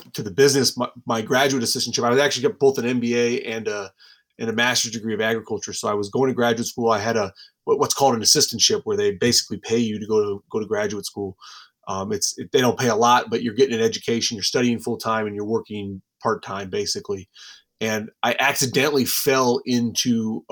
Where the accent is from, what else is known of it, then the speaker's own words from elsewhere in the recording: Wisconsin, United States; I grew up in Wisconsin